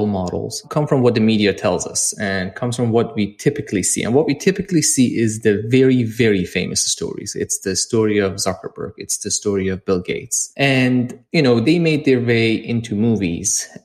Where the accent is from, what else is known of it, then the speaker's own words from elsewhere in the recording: Iran; moved away as an adult; also born or lived in London; I'm originally from Iran, and I actually lived there and grew up there and started a little company back there